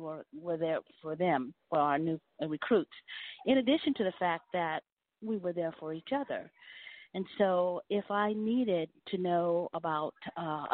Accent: Stockton, California, United States; I was born and raised in Stockton, California

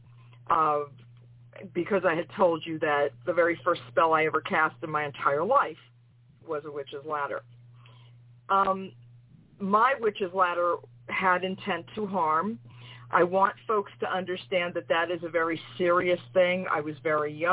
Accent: New York City, New York, United States; I'm from New York City

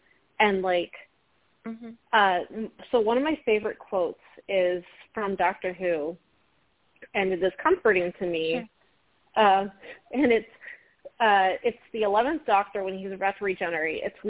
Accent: Virginia, United States; I'm from Northern Virginia.

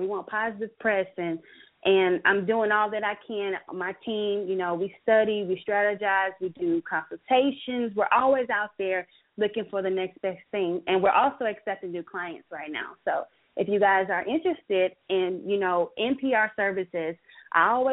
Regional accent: Biloxi, Mississippi, United States; now in Atlanta, United States; I'm from Biloxi, Mississippi, and I went to Jackson State. So I wanted to have something at my home base

